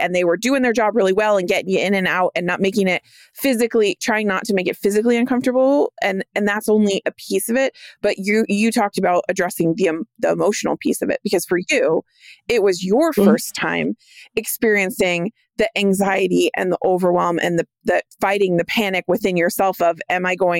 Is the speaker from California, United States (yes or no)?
yes; California, United States; I grew up in California.